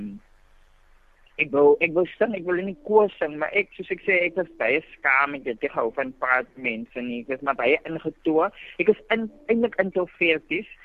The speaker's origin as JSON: {"language": "Afrikaans", "town": "Worcester", "region": "Western Cape", "country": "South Africa", "tie": "born or raised there", "said": "ek het groot geraak in Woester, skool gegaan in Woester"}